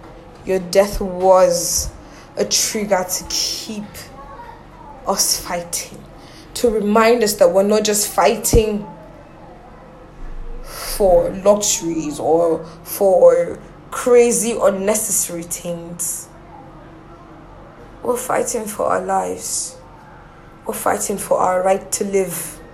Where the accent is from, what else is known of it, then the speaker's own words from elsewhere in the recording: Nigeria; If you ask me wherever, that's who I bloody am. I'm fucking Nigerian and I'm proud.